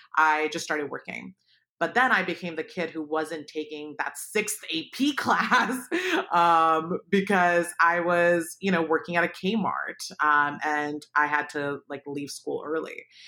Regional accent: Palo Alto, California, United States; also born or lived in Pakistan; I grew up in Palo Alto, I was not affluent, um, we moved there from Pakistan when I was seven

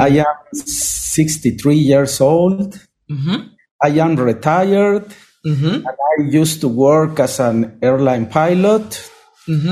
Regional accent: Mexico City, Mexico; English is a second language; moved away as an adult; now in Cuernavaca, Mexico; I was born and raised in Mexico City, but I came to live here 20 years ago

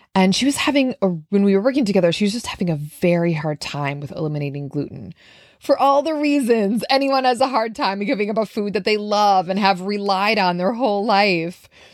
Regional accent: Minnesota, United States; now in New York City, United States; I live in New York City, but I'm from Minnesota.

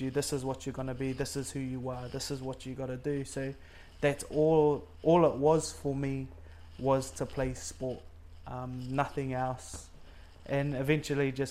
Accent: Auckland, New Zealand; Okay, so I'm from New Zealand, um, Auckland, born and bred in GI. A lot of Cook Islanders there. Yeah, so we were born and bred in GI, Point England.

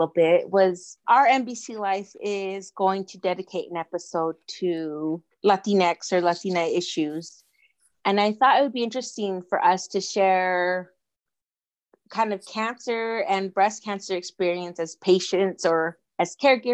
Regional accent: Utah, United States; moved away as an adult; also born or lived in Arizona; I grew up in Utah, but I lived in Arizona for about 9 years-ish while pursuing my undergrad and graduate degree. And then I moved back to Utah

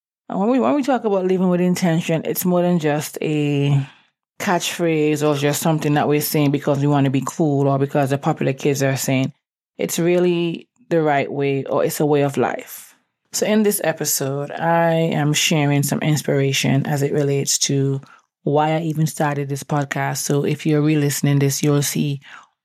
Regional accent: Antigua & Barbuda; accent: island accent; also born or lived in England; now in Atlanta, United States; I was born in England, but I grew up in this small Caribbean island called Antigua.

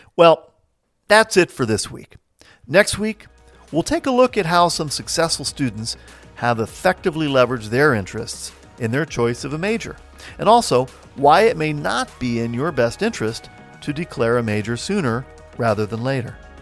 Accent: Midwest, United States; also born or lived in New Jersey; now in Saint Louis, United States; I've lived most of my life in small towns in the Midwest, but I hail originally from New Jersey.

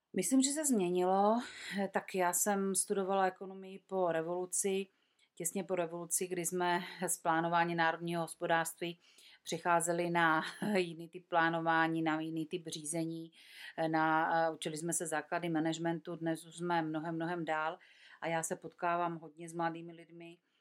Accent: Czechia; tady u nás v Čechách

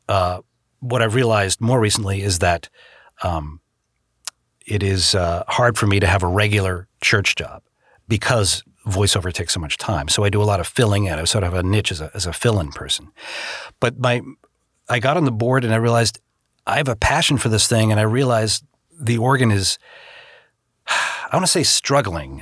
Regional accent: Boston, Massachusetts, United States; moved away as an adult; also born or lived in Chicago; now in Los Angeles, United States; back in the Boston area where I grew up

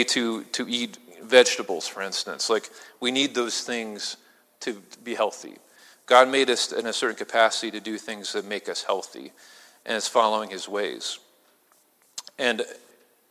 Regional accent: Illinois, United States; now in Pennsylvania, United States; I'm from Illinois

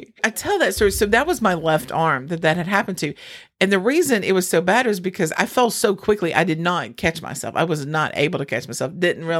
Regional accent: North Carolina, United States; we're from North Carolina.

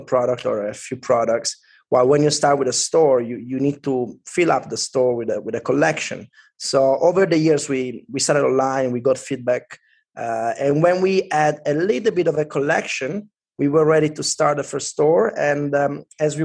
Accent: Turin, Piedmont, Italy; English is a second language; now in London, United Kingdom; I grew up in Turin, which is a medium-sized city in northwest Italy.

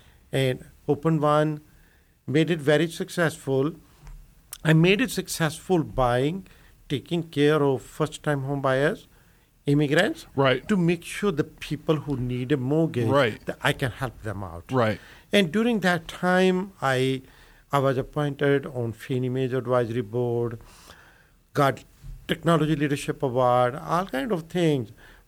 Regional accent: India; moved away as an adult; So you know, I came from India in 1978. Just like everybody, every immigrant, land of opportunities, looking for new opportunities

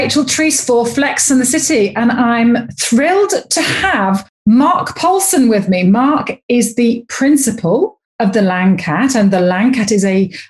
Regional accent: England, United Kingdom; being an English girl

